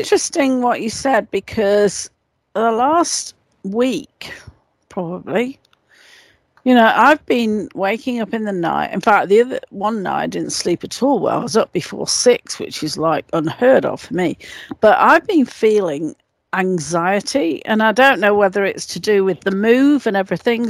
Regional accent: England, United Kingdom; moved away; I was brought up in in England.

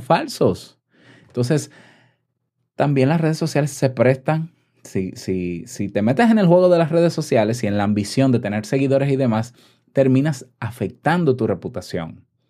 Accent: Dominican Republic; en mi país, yo te puedo asegurar, en República Dominicana

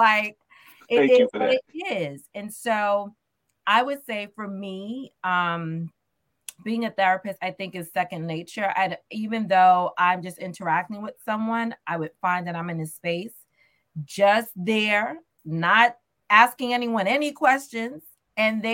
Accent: New York City, New York, United States; born and raised in Southeast Queens

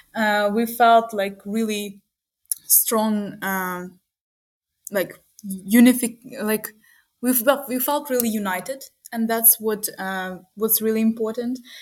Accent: Uman, Cherkasy Oblast, Ukraine; moved away as an adult; also born or lived in Kyiv, Ukraine; now in Munich, Germany; my hometown is uman

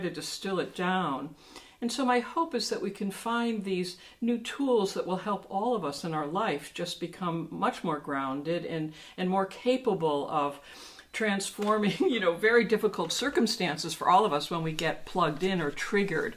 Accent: New York City, New York, United States; I'm a New Yorker

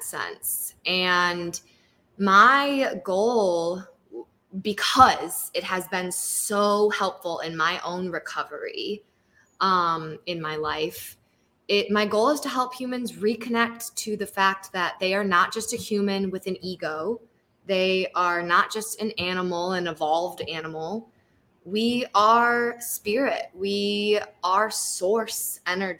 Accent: Lansing, Michigan, United States; also born or lived in North Carolina / Nicaragua / Costa Rica; I'm born and raised in Michigan, in Lansing

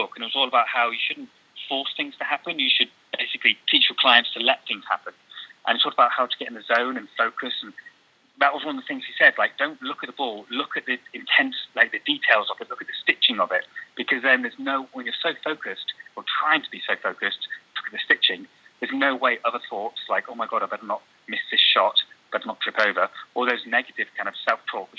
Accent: England, United Kingdom; I'm not Chinese, I'm sort of from England

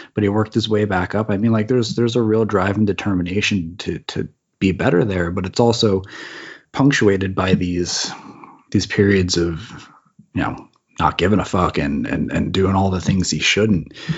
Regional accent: East Coast, United States; now in California, United States; I'm originally from the East Coast, and now I'm in California

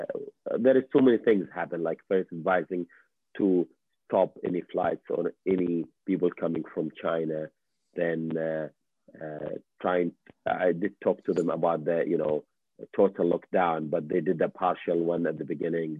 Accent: Kuwait; now in Canada; I'm, you know, Middle Eastern, I have I'm also from Kuwait

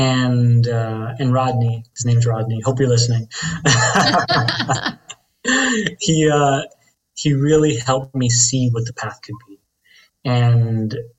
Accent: Dominican Republic; I'm Dominican from the Caribbean

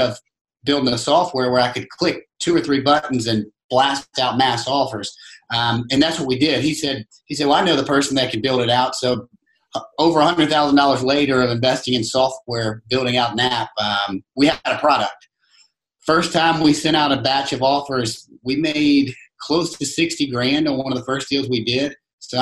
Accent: Virginia, United States; moved away as an adult; now in Charleston, United States; I grew up in Virginia, played college basketball in Virginia, graduated college, moved straight to Charleston

